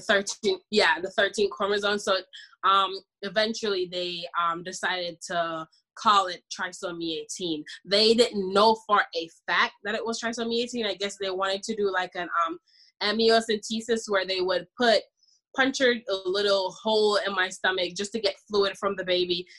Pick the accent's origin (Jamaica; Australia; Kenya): Jamaica; I'm Jamaican by the way. I'm from the islands.